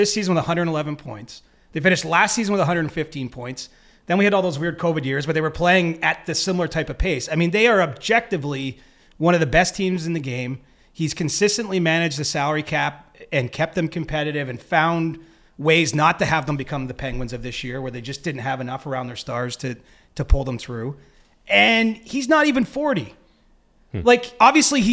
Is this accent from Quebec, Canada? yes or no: no; Cobourg, Ontario, Canada; But I'm from Cobourg